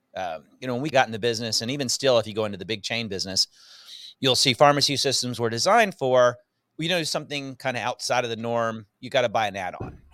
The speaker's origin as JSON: {"language": "English", "region": "Northwest Louisiana", "country": "United States", "also_born_or_lived": "Houston, Texas", "moved": "as an adult", "said": "Mostly Louisiana"}